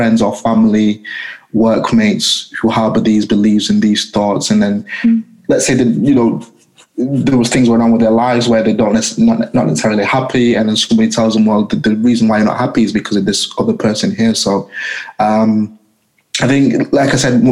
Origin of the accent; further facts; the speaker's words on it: Leigh, North West England, United Kingdom; I'm from a small town called Lee, which is just outside of Manchester.